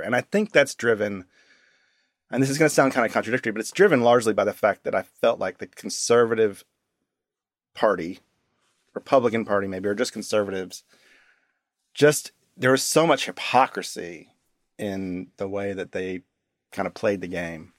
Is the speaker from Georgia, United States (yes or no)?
yes; Decatur, Georgia, United States; moved away; I grew up outside of Atlanta in a town called Decatur, Georgia.